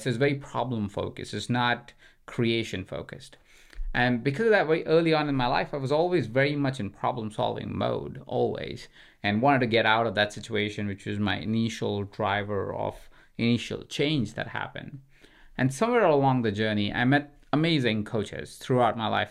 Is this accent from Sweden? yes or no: no; India; moved away; I grew up in India